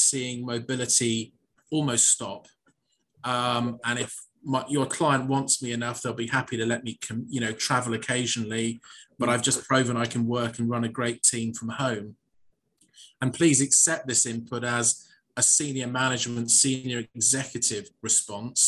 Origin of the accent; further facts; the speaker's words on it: United Kingdom; I am a Brit